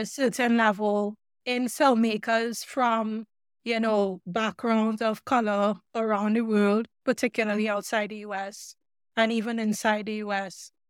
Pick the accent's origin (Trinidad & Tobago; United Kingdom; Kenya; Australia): Trinidad & Tobago; moved away; also born or lived in Oregon, United States; I grew up in Trinidad and the Caribbean